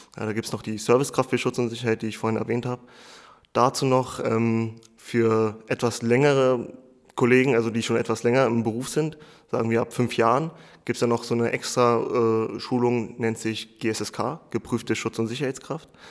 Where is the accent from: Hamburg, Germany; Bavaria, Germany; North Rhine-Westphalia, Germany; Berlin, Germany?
Berlin, Germany; ich bin im Wedding groß geworden, was, sage ich mal, in Berlin ein Problembezirk ist